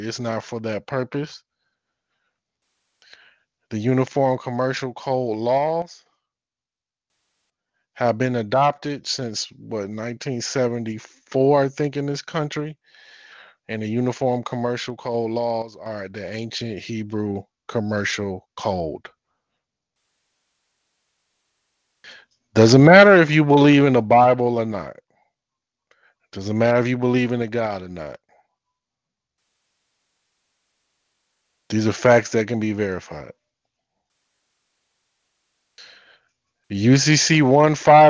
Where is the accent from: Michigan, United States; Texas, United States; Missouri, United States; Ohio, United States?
Michigan, United States; Detroit; I'm from Detroit. Michigan is full of these said patriots, these said sovereigns and militias. I've been around this all my life